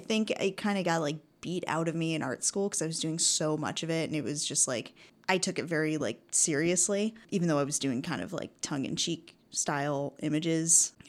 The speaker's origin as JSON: {"language": "English", "country": "United States", "lives_now": "Canada", "said": "the reason I moved to Canada from the States was to go to Emily Carr University for photography."}